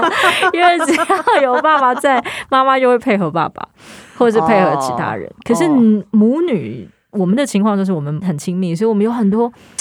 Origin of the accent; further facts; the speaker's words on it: Hong Kong; 吊片是一种干鱿鱼，然后我们香港人都叫吊片嘛，所以吊片。